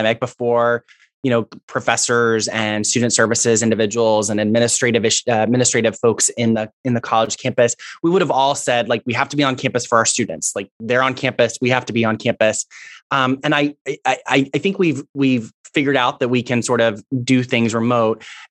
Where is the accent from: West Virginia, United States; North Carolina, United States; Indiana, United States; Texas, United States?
Texas, United States; Houston; also born or lived in Fort Worth, Texas; I am from Houston myself